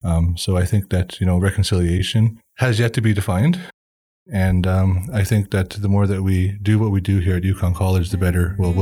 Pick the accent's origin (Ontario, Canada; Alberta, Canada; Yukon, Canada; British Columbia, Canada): Yukon, Canada; Selkirk First Nation; I'm from Selkirk First Nation. I'm a part of the Wolf Clan.